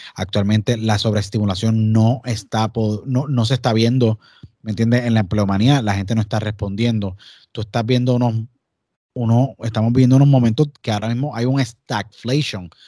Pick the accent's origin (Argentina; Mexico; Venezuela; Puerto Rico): Puerto Rico; soy puertorriqueño, todos los que estamos aquí somos puertorriqueños